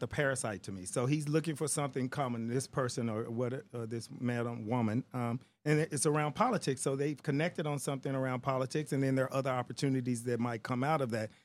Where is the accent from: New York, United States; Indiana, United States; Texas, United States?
Texas, United States; I'm African American or because I'm Texan